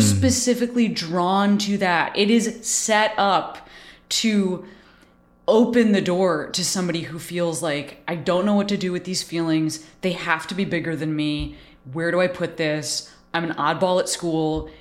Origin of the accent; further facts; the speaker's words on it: Chicago, Illinois, United States; moved away; also born or lived in Boston; was raised in Chicago